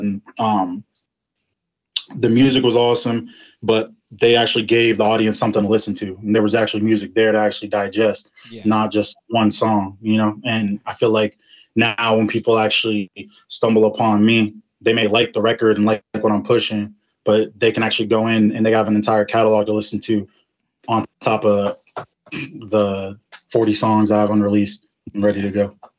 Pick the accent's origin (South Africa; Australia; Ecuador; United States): United States; Ashburn, Virginia; I'm from Ashburn, Virginia